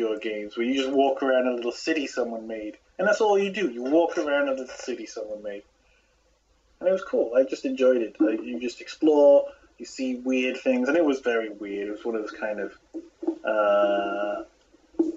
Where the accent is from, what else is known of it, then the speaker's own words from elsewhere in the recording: United Kingdom; I'm a British person